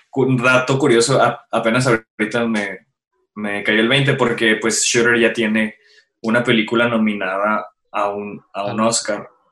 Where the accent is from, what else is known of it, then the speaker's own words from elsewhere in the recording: Mexico; nosotros como mexicanos